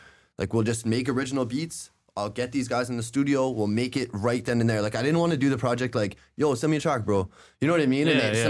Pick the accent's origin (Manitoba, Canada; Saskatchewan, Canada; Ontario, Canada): Ontario, Canada; Pickering; growing up in Pickering was good. It was just like regular shit. Oh, you know what I mean? And then I moved away from there when I was like 19, 20. But I grew up there mostly.